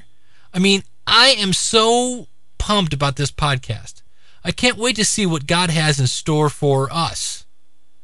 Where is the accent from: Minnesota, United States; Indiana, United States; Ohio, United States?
Ohio, United States; Akron; here in my hometown of Akron, Ohio